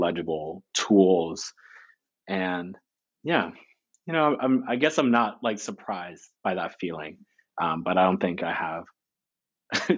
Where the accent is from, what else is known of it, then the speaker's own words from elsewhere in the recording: the Poconos, Pennsylvania, United States; I grew up in the Poconos